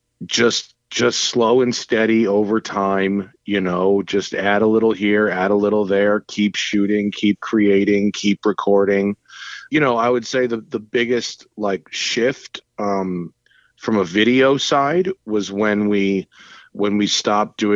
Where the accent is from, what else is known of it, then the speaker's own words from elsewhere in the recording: New York, United States; I grew up in New York. I didn't know about the Kevin and Bean show. I didn't have LA radio